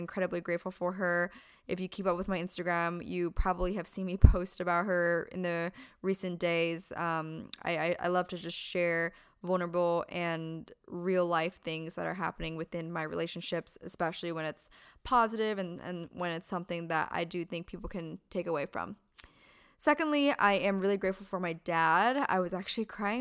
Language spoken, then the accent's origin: English; Pennsylvania, United States; moved away as an adult; now in California, United States; Born and raised in Pennsylvania, moved over to California when I was 18